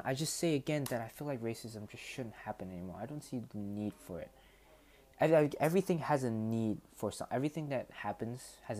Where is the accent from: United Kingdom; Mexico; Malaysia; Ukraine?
Malaysia; I'm not American. I'm purely Malaysian